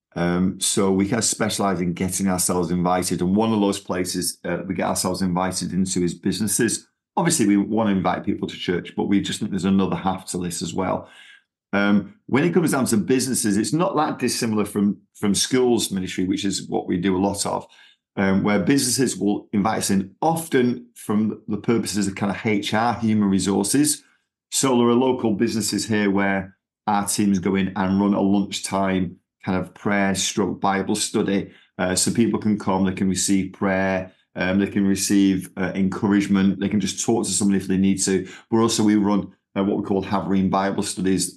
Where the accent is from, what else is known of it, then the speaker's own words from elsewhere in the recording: Manchester, North West England, United Kingdom; accent: Manchester; moved away as an adult; now in Texas, United States; I've still got my Manchester accent